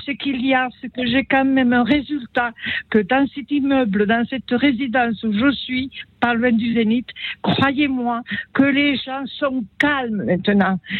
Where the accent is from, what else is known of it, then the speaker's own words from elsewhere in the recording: Italy; moved away; Je suis née en Italie